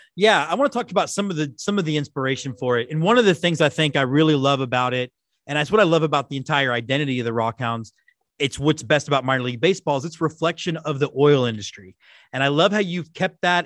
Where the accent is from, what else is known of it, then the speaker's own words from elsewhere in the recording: Texas, United States; being a Texan is very part of my identity